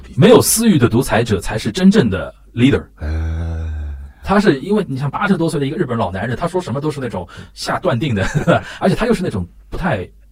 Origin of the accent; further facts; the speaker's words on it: Shanghai, China; 我们上海人不贪财